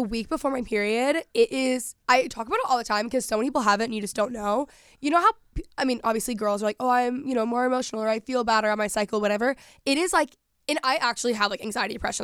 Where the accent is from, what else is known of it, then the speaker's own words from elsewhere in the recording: Texas, United States; moved away; growing up in Texas